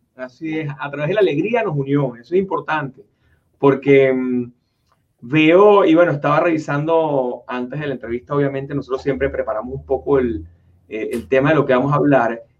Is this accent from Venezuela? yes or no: yes; Venezuela; now in United States; somos oriundos ambos de Venezuela